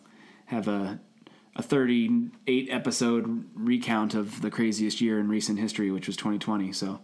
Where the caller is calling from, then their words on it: Cincinnati, Ohio, United States; He's coming from New York City. I'm coming from Cincinnati, Ohio, and we're going to do this every week.